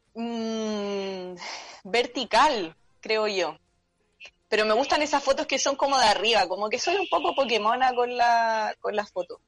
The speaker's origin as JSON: {"language": "Spanish", "town": "San Antonio", "region": "Valparaíso", "country": "Chile", "tie": "born or raised there", "said": "Toda la vida, nací en el hospital Claudio Vicuña, vivo en San Antonio"}